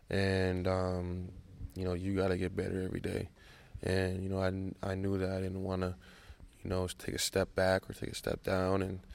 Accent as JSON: {"language": "English", "country": "Canada", "said": "because, you know, I'm Canadian, you know, was ultimately, you know, an amazing feeling."}